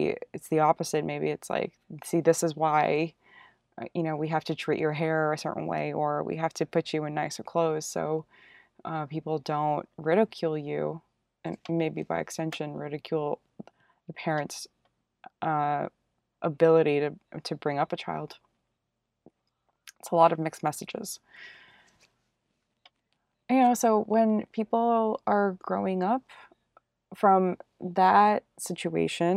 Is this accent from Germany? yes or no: no; United States; I am Korean American